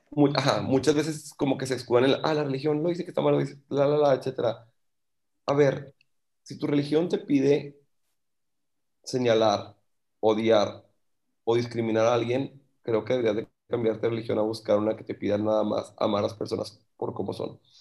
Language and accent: Spanish; Monterrey, Nuevo León, Mexico; yo soy de Monterrey, pero vivo en Monterrey